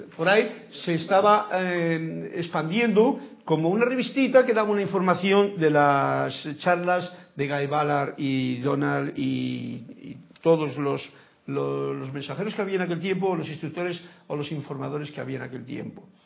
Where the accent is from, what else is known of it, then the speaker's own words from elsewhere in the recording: Spain; Soy español